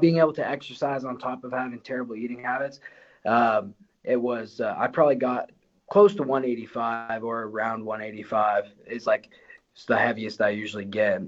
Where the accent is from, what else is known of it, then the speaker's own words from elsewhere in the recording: Windsor, Ontario, Canada; I'm from Essex County, uh, and like Windsor area